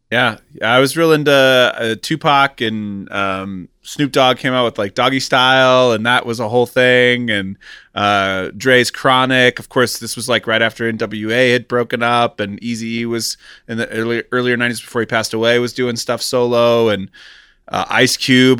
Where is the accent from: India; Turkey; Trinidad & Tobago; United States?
United States; Kansas City; now in Los Angeles, United States; I grew up in Kansas City in the nineties